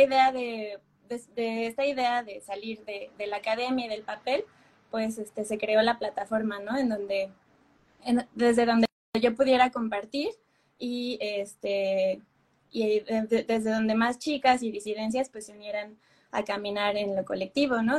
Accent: Querétaro, Mexico; mi ciudad natal, que es Querétaro

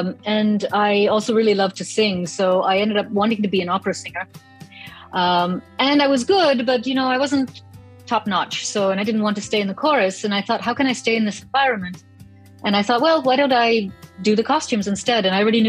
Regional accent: Germany; also born or lived in Toronto, Canada / New York / Rome; Well, I grew up in Germany and in Toronto, mostly. But I also lived in New York and in Rome

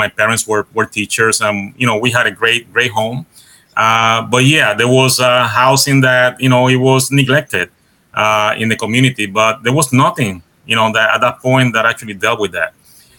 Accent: Puerto Rico; accent: Caribbean; first language Spanish; English is a second language; moved away as an adult; also born or lived in Massachusetts; I was born and raised in Puerto Rico.

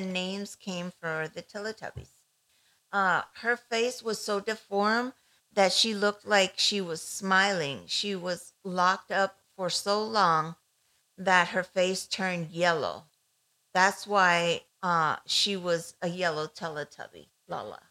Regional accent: Ecuador; moved away; I grew up in Ecuador back in the 80s, 70s, 80s

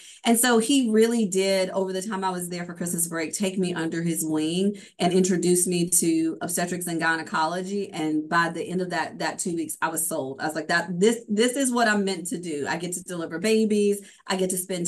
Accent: Meridian, Mississippi, United States; I'm from Meridian, Mississippi

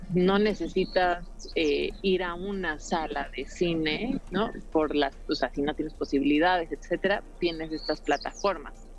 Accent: Mexico; yo me, involucro como productora mexicana para un proyecto en Costa Rica

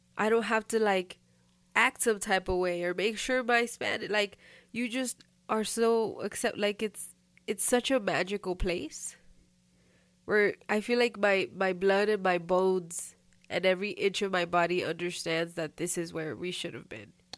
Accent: United States; growing up here

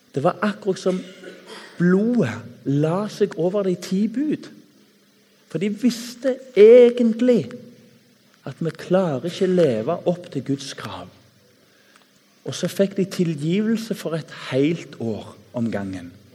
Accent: Tananger, Rogaland, Norway; Når jeg vokste opp i Tananger, på bedehuset

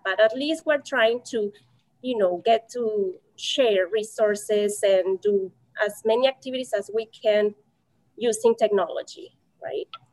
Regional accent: Mexico; English is a second language; now in United States; I'm from Mexico

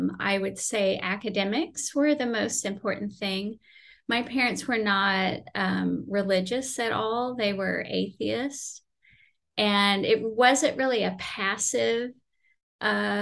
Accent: Houston, Texas, United States; moved away as an adult; also born or lived in Oklahoma / California; I grew up in Houston

